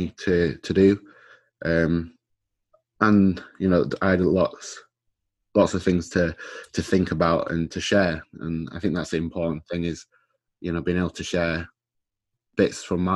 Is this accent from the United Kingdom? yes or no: yes; Scarborough, Yorkshire and the Humber, United Kingdom; I'm from Scarborough. I was born and raised in Scarborough.